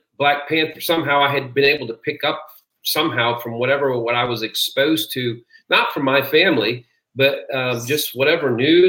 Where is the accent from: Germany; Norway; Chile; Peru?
Peru; I was born and raised in Peru, South America.